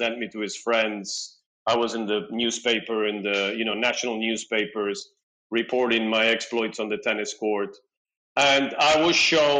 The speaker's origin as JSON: {"language": "English", "country": "Peru", "tie": "born or raised there", "moved": "yes", "lives_now": "Tel Aviv, Israel", "said": "I was born in South America, in Peru. I am the son of two Argentinian parents who happened to be in Peru working."}